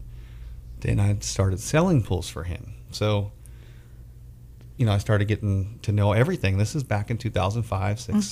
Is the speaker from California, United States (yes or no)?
yes; Bakersfield, California, United States; I born and raised in Bakersfield, California.